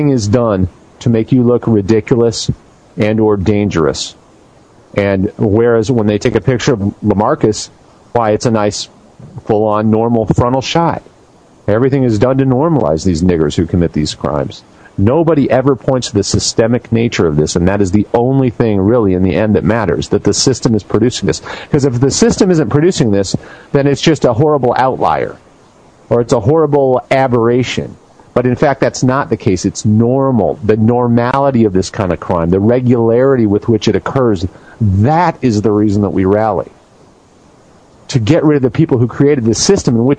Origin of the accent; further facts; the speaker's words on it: United States; I am an American. I'm not a European. I am from America, and my people have been here a long time